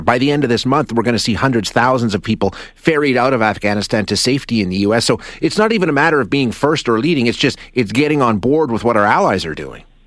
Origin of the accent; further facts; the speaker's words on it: Canada; as a Canadian